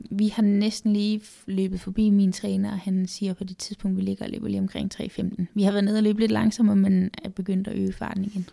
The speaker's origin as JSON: {"language": "Danish", "area": "Funen", "region": "Southern Denmark", "country": "Denmark", "tie": "born or raised there", "moved": "yes", "lives_now": "Copenhagen, Denmark", "said": "jeg er jo født og opvokset på Fyn"}